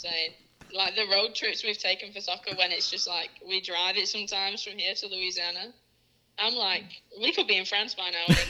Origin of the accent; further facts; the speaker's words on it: England, United Kingdom; I'm from the North, and I feel like the North does pretty well for themselves.